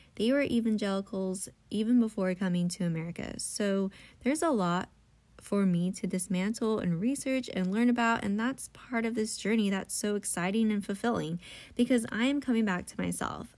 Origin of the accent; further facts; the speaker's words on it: United States; as a Filipino American in the evangelical church